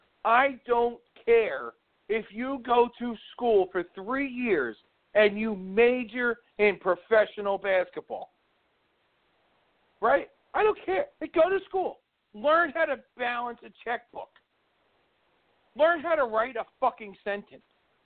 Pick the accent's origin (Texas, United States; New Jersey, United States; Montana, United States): New Jersey, United States; like we're both from New Jersey.